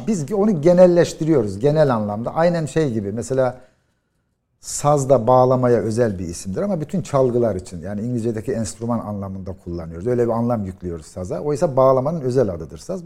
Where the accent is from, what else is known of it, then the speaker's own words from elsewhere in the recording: Yozgat, Yozgat Province, Turkey; bir Yozgatlı olarak